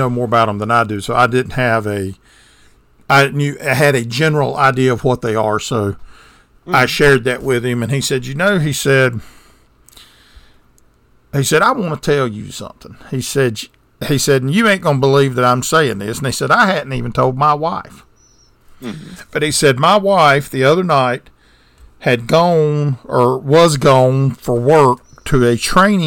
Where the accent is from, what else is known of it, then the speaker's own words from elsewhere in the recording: the South, United States; We're from the South.